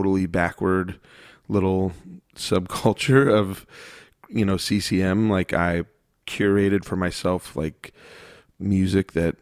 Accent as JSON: {"language": "English", "town": "Phoenix", "region": "Arizona", "country": "United States", "tie": "born or raised there", "said": "I grew up in Phoenix, Arizona"}